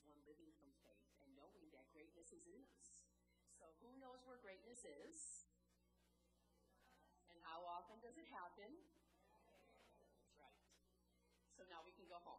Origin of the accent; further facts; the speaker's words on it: Chicago, Illinois, United States; accent: Chicago; I'm in South Carolina with my Chicago accent